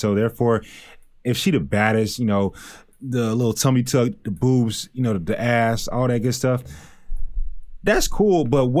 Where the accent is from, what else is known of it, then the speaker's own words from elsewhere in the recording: Texas, United States; you're from Miami. I'm from Texas. It's different.